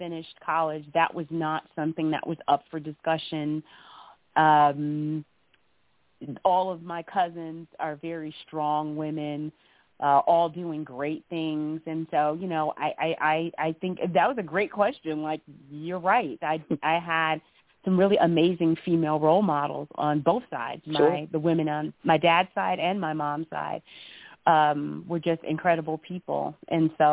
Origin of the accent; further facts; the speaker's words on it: Flint, Michigan, United States; I grew up in Flint, and Flint was a smaller town than Detroit